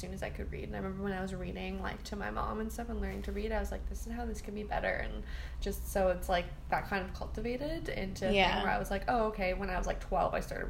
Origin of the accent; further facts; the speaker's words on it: Toronto, Ontario, Canada; I'm from Toronto. So I went to school